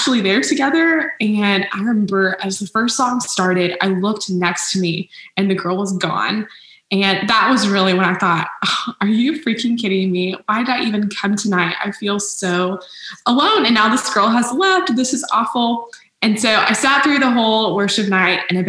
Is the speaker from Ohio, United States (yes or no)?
no; Arlington, Texas, United States; also born or lived in Waco, Texas; I grew up in Arlington, Texas, and then I moved to Waco a few years ago for college at Baylor